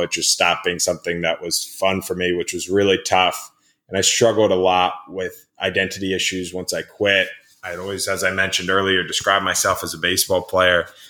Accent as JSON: {"language": "English", "town": "Rockville", "region": "Maryland", "country": "United States", "tie": "born or raised there", "said": "in my hometown of Rockville, Maryland"}